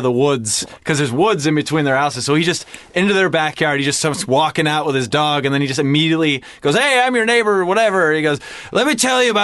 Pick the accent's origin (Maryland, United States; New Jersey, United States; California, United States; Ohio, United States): California, United States; Sacramento; I'm from Sacramento